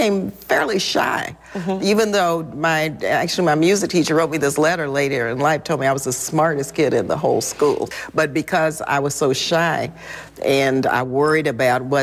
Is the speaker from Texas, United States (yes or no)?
yes; El Paso, Texas, United States; I was born in El Paso, Texas